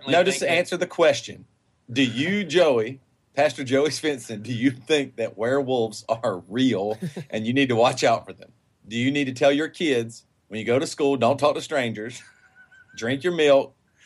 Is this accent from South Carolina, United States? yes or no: yes; Greer, South Carolina, United States; we're growing up in Greer, South Carolina. We did not have air conditioning. We just had fans.